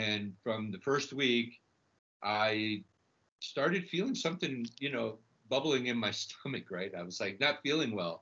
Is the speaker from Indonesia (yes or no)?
no; Santiago, Santiago Metropolitan Region, Chile; now in New York, United States; I'm originally from Chile. I was born in Santiago, and my family emigrated here.